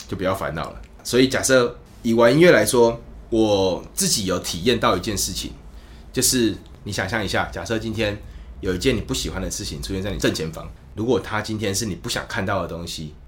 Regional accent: Kaohsiung, Taiwan; moved away as an adult; also born or lived in Taichung; now in Taipei, Taiwan; 我是高雄人，我去台中住的十年，我现在搬来台北教这个吉他

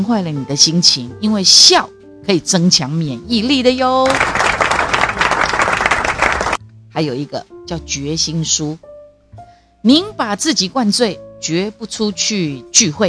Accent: Taiwan; 世界的人敢看好哦，我们台湾人只示范一次哦，在两周内要解除三级哦

